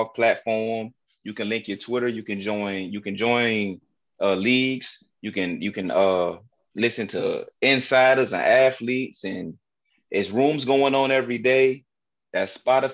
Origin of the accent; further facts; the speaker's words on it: Newport News, Virginia, United States; a school Michael Vick played for from my hometown, New Paternus, Virginia